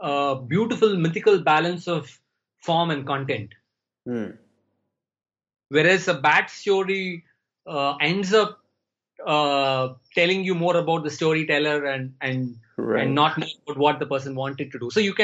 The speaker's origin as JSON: {"language": "English", "country": "India", "first_language": "Tamil", "second_language": "English", "said": "I'm more fluent in English than in my mother tongue, which was Tamil."}